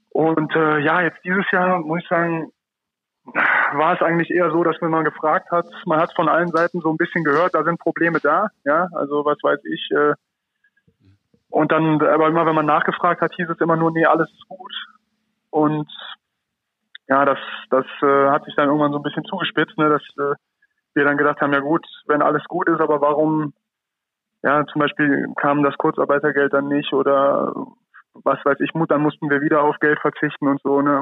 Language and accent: German; Rhineland, Germany; als Rheinländer